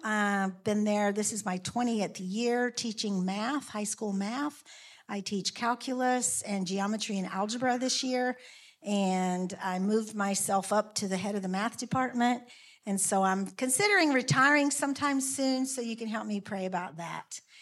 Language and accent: English; South Carolina, United States; also born or lived in Fairbanks, Alaska; now in Alaska, United States; I grew up in South Carolina, rural South Carolina.